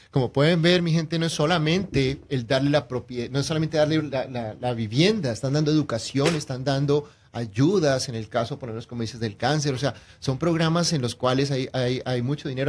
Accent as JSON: {"language": "Spanish", "country": "Colombia", "also_born_or_lived": "Mexico / Houston", "moved": "yes", "said": "soy de Colombia"}